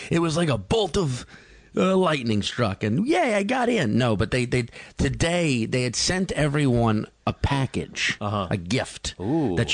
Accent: New Orleans, Louisiana, United States; I'm from New Orleans.

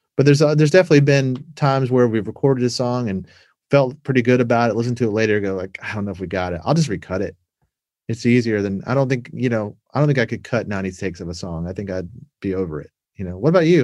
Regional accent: Savannah, Georgia, United States; moved away as an adult; also born or lived in Atlanta, Georgia / Los Angeles; where I grew up in Savannah

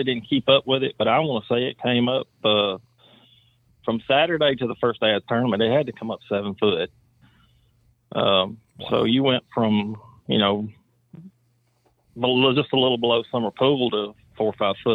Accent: Center Hill Lake, Tennessee, United States; I grew up on Center Hill Lake

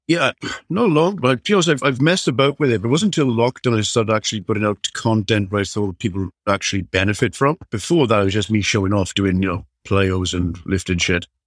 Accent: South Wales, United Kingdom; I'm from South Wales, so you, you, you kind of brought up playing rugby or nothing

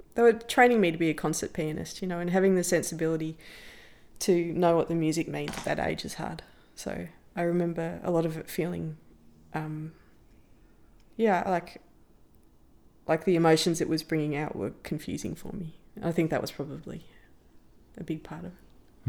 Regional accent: Canberra, Australian Capital Territory, Australia; moved away; as an Australian

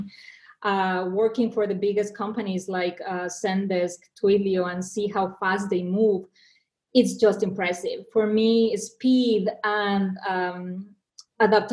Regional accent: Mexico; English is a second language; moved away as an adult; also born or lived in Argentina / New York; now in United States; I was born and raised in Mexico

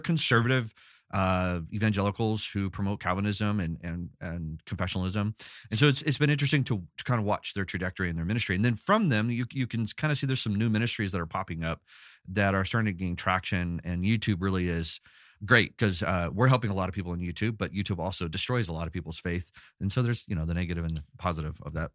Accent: Los Angeles, California, United States; I grew up in Los Angeles

